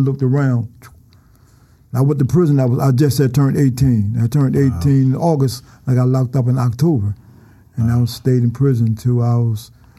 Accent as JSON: {"language": "English", "town": "Philadelphia", "region": "Pennsylvania", "country": "United States", "said": "Around North Philly, around Brewer and Girard."}